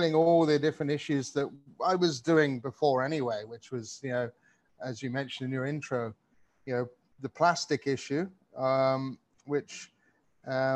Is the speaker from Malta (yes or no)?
yes; Malta; moved away; I grew up in the Mediterranean.